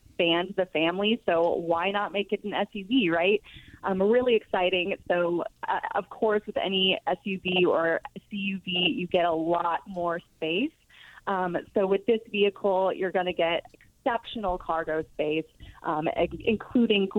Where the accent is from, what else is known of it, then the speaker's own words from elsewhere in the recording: Texas, United States; growing up in Texas